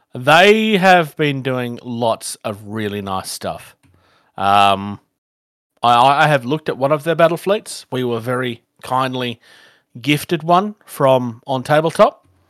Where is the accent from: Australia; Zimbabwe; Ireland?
Australia; I'm from Australia